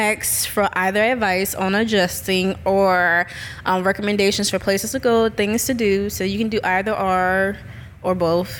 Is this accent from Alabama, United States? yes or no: no; New Orleans, Louisiana, United States; now in Jackson, United States; I am from New Orleans.